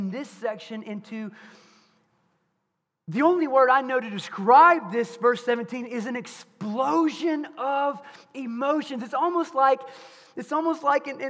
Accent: Bryant, United States; my mom and dad had a trophy business when I was growing up in Bryant

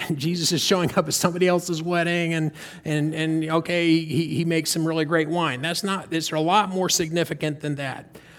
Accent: North Carolina, United States; We're from North Carolina. I grew up in North Carolina

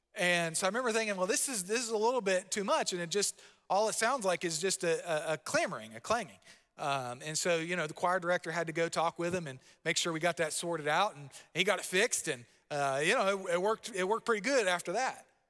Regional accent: Palm Bay, Florida, United States; I grew up in Palm Bay, Florida

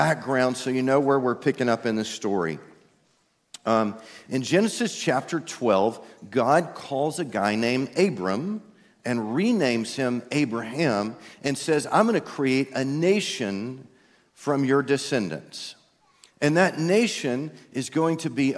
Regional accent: East Texas, United States; I'm from East Texas

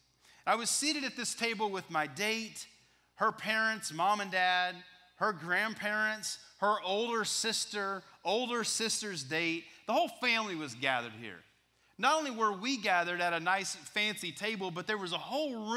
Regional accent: West Texas, United States; I was a freshman in high school growing up in West Texas

